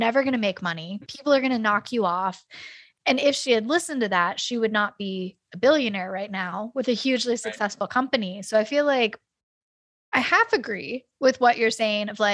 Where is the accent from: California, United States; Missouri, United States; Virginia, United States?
California, United States; moved away; I grew up in California